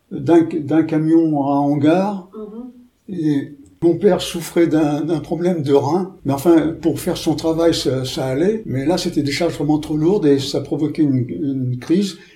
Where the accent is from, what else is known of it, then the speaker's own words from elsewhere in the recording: Paris, Île-de-France, France; born there; Je suis né à Paris.